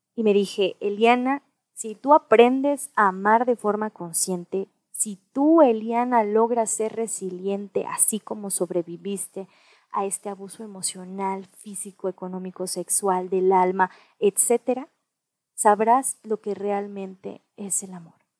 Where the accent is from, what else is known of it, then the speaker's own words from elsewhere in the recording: Mexico; also born or lived in United States; nací en Estados Unidos, soy mexicana